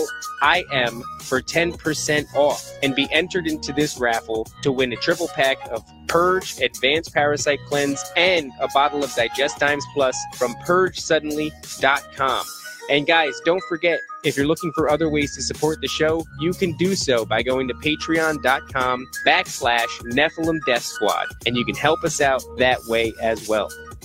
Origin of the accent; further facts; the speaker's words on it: Elizabeth, New Jersey, United States; also born or lived in Edison, New Jersey / Woodbridge, New Jersey / Freehold, New Jersey / Highland Lakes, New Jersey; I was born in Elizabeth, and so we were both from very fantastic neighborhoods. And I moved all over. So I lived in Edison, Woodbridge, Freehold, all the way up north to Highland Lakes, right there at the border where it meets New York.